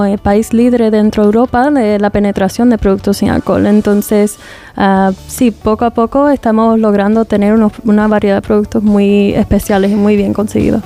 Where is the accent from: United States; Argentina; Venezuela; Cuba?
United States; also born or lived in England; now in Spain; las dos somos de los Estados Unidos